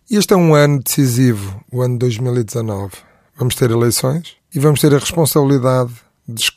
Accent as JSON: {"language": "Portuguese", "country": "Portugal", "said": "Essa é a nossa obrigação enquanto portugueses."}